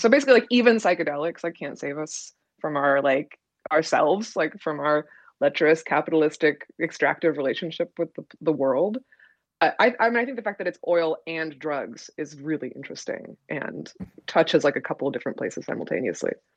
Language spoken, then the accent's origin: English; Oregon, United States; I'm from Oregon